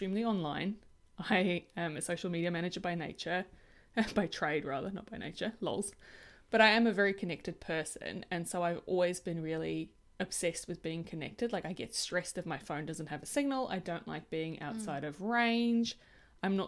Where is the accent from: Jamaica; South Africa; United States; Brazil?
South Africa; I am incredibly privileged that I grew up in Africa